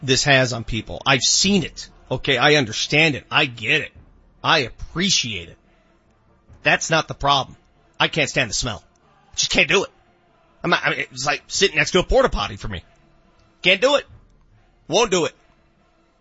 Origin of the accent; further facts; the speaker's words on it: Denver, Colorado, United States; I grew up in North Denver, which is basically Compton in the 80s